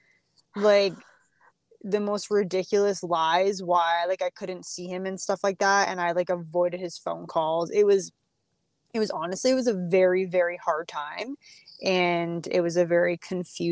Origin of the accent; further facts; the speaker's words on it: Ontario, Canada; We are from Ontario, Canada.